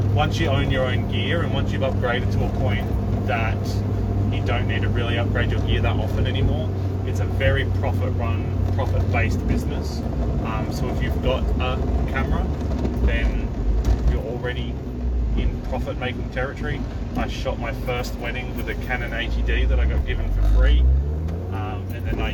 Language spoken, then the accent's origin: English; Adelaide, South Australia, Australia; I'm from Adelaide, Australia, and I'm a wedding photographer